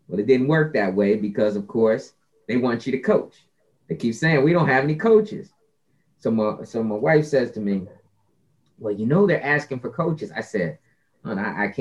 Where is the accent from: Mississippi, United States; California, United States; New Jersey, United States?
New Jersey, United States; Scotch Plains; I grew up playing soccer in New Jersey, in a place called Scotch Plains